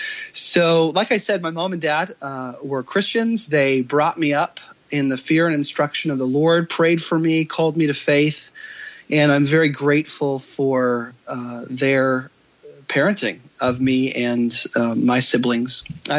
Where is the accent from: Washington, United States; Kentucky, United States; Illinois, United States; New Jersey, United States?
Washington, United States; Kirkland; So I grew up in Washington State in the beautiful Pacific Northwest. I was born in Kirkland, Washington. And was born into a Christian home, born into parents who were Christians, who grew up in the Christian Reformed Church